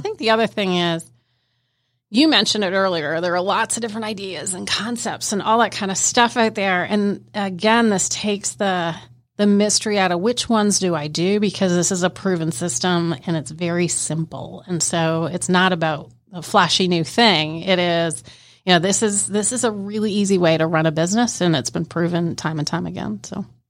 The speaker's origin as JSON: {"language": "English", "country": "Canada", "said": "I'm Canadian"}